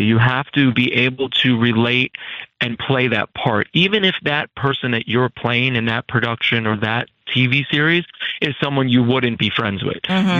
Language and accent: English; Hudson Valley, New York, United States; moved away as an adult; also born or lived in California; now in New York City, United States; I was from the Hudson Valley